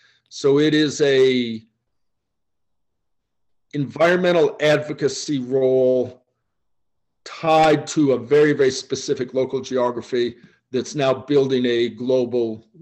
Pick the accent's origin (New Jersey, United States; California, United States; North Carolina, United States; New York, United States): California, United States; Oakland; born there; also born or lived in Boston / Kansas / Michigan / Illinois; Complicated story. University of Michigan in college, born in Oakland, California. My dad was an odd combination of a naval officer and a Pacific Islands anthropologist. So I bounced around, Boston, Kansas, California, Michigan, Illinois